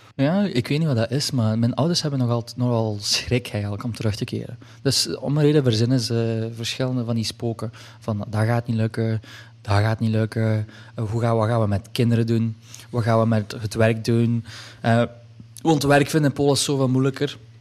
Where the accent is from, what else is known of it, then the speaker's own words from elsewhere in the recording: Hasselt, Flanders, Belgium; ik ben geboren in Hasselt